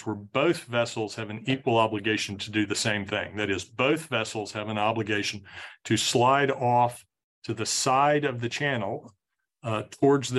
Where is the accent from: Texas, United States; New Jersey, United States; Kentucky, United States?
Texas, United States; I'm from Texas